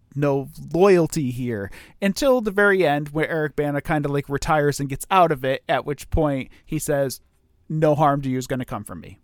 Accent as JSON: {"language": "English", "country": "United States", "said": "I'm American"}